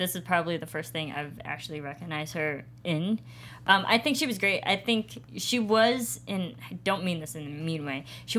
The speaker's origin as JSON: {"language": "English", "region": "Illinois", "country": "United States", "said": "I'm from Illinois."}